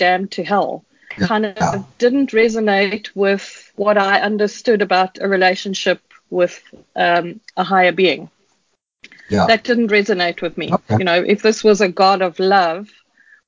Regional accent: Kempton Park, Gauteng, South Africa; moved away as an adult; now in Cape Town, South Africa; I was born in Cape Town, and when I was in primary school, we moved up to Johannesburg, to Kempton Park, because my dad was transferred

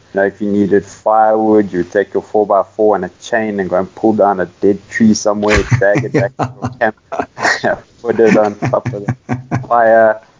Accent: Cape Town, Western Cape, South Africa; moved away as an adult; also born or lived in Johannesburg, South Africa / Botswana; now in Roodepoort, South Africa; I was actually born in Joburg, but I grew up most of my life in Cape Town.

